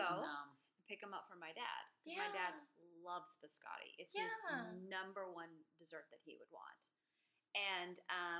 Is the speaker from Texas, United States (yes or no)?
yes; Houston, Texas, United States; I'm from Houston, too.